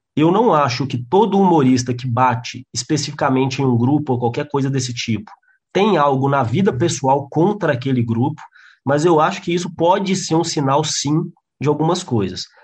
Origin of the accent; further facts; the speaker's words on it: João Monlevade, Minas Gerais, Brazil; moved away as an adult; now in Belo Horizonte, Brazil; eu sou de João Molevade, que é uma cidade do interior que não tinha humorista nenhum